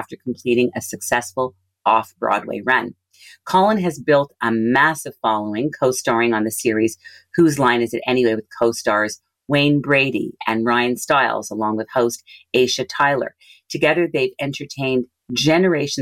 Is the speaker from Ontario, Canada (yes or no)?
no; Montreal, Quebec, Canada; a neighborhood just outside of Montreal, which is my hometown